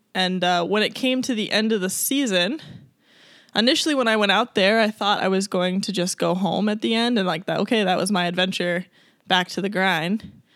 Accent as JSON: {"language": "English", "area": "Long Island", "region": "New York", "country": "United States", "tie": "born or raised there", "also_born_or_lived": "Colorado / Alaska", "moved": "as an adult", "said": "I grew up on Long Island."}